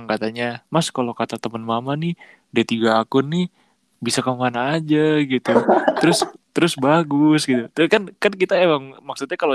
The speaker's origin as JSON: {"language": "Indonesian", "town": "Jember", "region": "East Java", "country": "Indonesia", "tie": "born or raised there", "said": "dulu gue pas kecil di Jember juga ngomong tiap hari Jawa jadi ya terus tiap tahun juga mudik ke Jember jadi ya yang yang terus lah bahasa Jawa gitu jadi"}